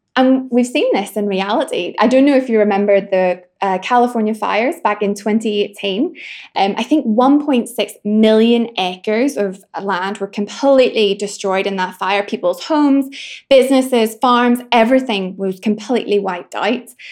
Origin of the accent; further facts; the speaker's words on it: Northern Ireland, United Kingdom; I'm from Northern Ireland